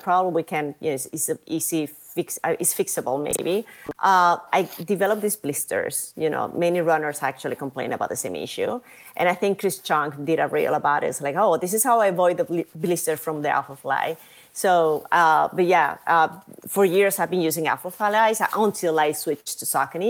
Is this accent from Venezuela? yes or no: yes; Venezuela; also born or lived in New York City; now in Madrid, Spain; I'm from Venezuela